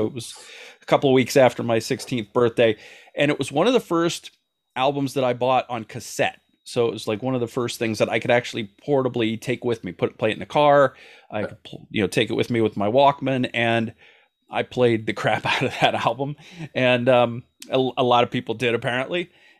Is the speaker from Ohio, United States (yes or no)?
yes; Ohio, United States; when I was growing up in Ohio, it was kind of, … was always on the radio.